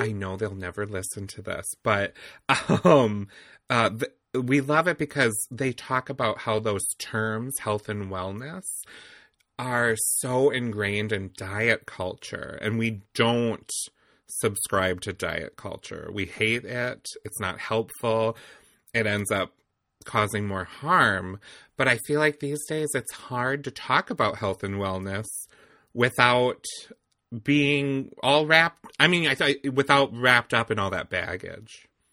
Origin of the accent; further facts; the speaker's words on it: Eau Claire, Wisconsin, United States; also born or lived in Milwaukee, Wisconsin; we grew up in the same area, so we're both from Old, we'll just say Eau Claire